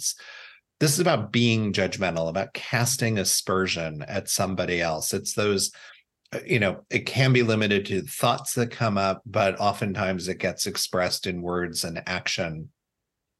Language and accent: English; Indiana, United States; also born or lived in Florida / New York; growing up in Indiana.